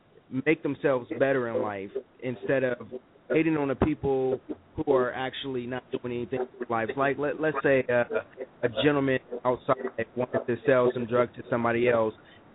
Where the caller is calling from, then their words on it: Columbus, Ohio, United States; I'm calling from Columbus, Ohio.